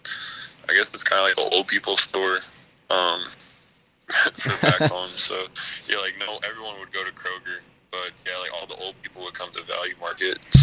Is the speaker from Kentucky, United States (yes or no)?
yes; Kentucky, United States; also born or lived in Louisville, Kentucky / Wyoming; I was born in Louisville, moved to Wyoming, was there till I was five, and lived on a reservation there, and it was pretty hard living, but when me and my dad came back to Kentucky